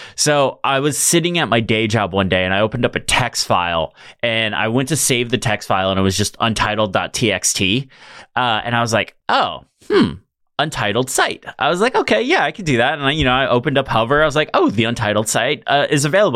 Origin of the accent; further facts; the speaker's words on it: Fresno, California, United States; I'm from Fresno, California.